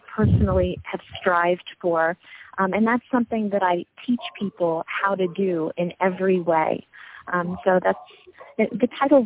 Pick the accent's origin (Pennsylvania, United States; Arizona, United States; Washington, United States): Pennsylvania, United States; Abington; I was born in Abington, Pennsylvania, which is right outside of Philadelphia